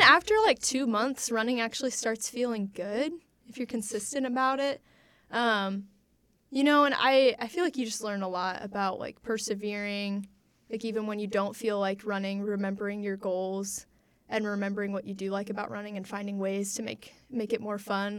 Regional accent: Warsaw, Indiana, United States; I grew up in Warsaw, Indiana

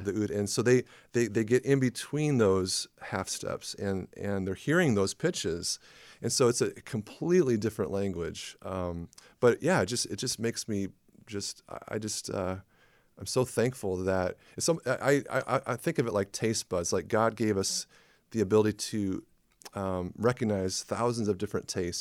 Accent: La Porte, Indiana, United States; moved away as an adult; also born or lived in Twin Cities, Minnesota; I grew up in LaPorte, Indiana

